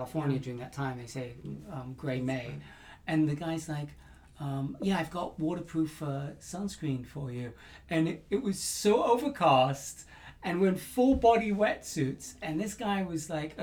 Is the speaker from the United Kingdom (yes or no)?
yes; England, United Kingdom; I'm very English